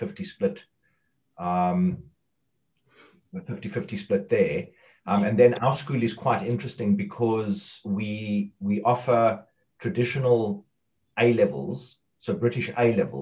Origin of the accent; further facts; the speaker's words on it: South Africa; moved away as an adult; now in England, United Kingdom; I'm originally from South Africa, but I wasn't a librarian in South Africa. I was a teacher. I came across to England to teach